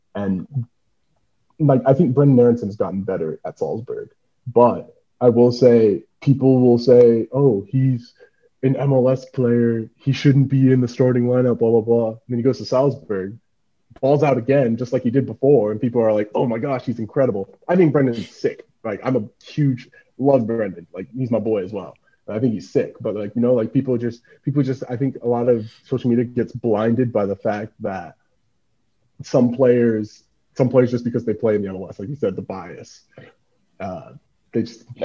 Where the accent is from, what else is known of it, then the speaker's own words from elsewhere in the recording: United States; me growing up in the States